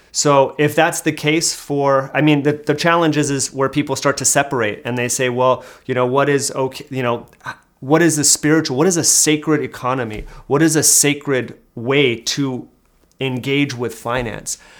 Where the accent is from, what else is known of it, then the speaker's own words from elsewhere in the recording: Hayward, California, United States; moved away; I'm from the Bay Area originally